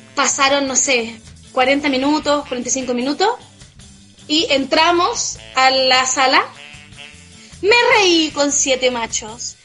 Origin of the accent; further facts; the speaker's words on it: Chile; yo como representante chilena